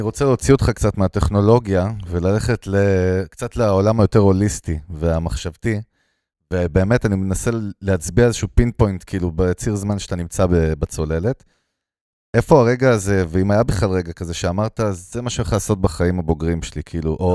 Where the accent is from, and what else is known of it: Ganei Tikva, Central District, Israel; born or raised there; also born or lived in Russia (ancestry)